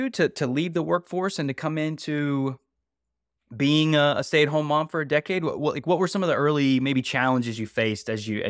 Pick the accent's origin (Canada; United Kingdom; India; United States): United States; West Virginia; also born or lived in California; now in North Carolina, United States; We moved to North Carolina from California. I'm originally from West Virginia, so I resonate with that message, that vibe.